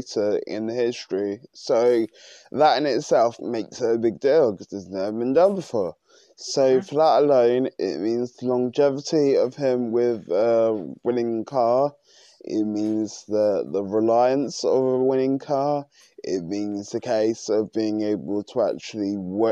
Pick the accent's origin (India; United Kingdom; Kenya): United Kingdom; which I am British